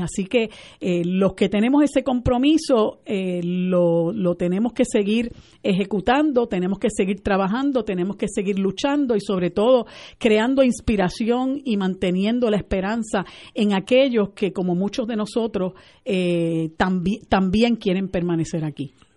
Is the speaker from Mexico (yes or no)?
no; Puerto Rico; nosotros como puertorriqueñas y puertorriqueñas y puertorriqueños